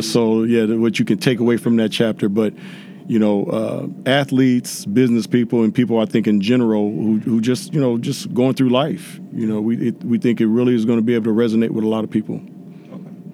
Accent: Inglewood, California, United States; growing up in Inglewood, California

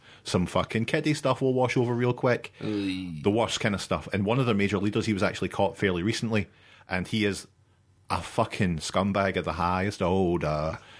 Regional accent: Coatbridge, Scotland, United Kingdom; Coatbridge, you know, my hometown.

